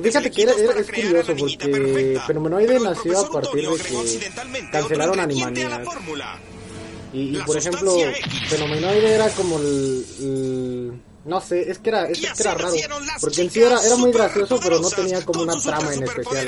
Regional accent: Mexico

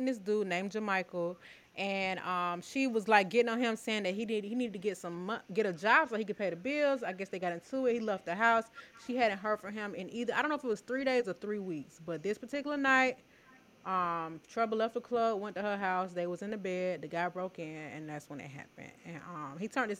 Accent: Atlanta, Georgia, United States; we're from Atlanta

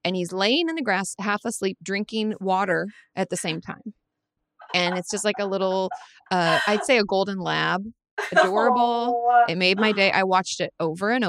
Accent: Washington, United States; I grew up in Washington State

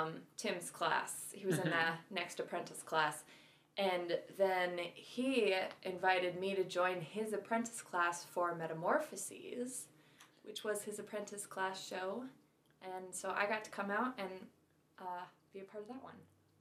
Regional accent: Iowa, United States; also born or lived in Columbia, South Carolina; now in Minnesota, United States; I love living in Minnesota. I love being Minnesotan. I'm originally from Iowa. Never felt a strong affinity for my home state, necessarily.

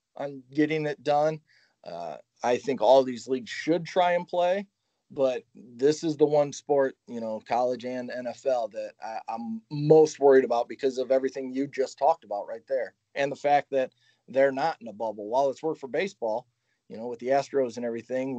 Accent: Chicago, Illinois, United States; moved away as an adult; now in Houston, United States; I'm actually from the Chicagoland area. Moved down here for a job

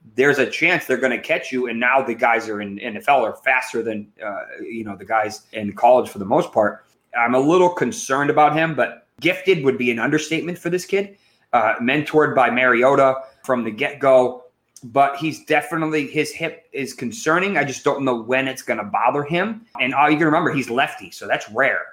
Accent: Massachusetts, United States; I grew up in Massachusetts

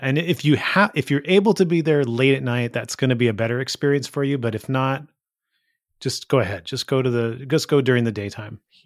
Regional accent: Gilroy, California, United States; growing up in Gilroy

